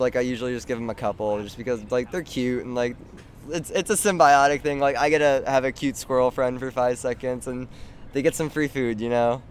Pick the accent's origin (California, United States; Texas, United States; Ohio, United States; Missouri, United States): Texas, United States; Corpus Christi; now in Austin, United States; I'm from Corpus Christi, and that's obviously a coastal town. And the community that I was a part of in Corpus Christi was called Padre Island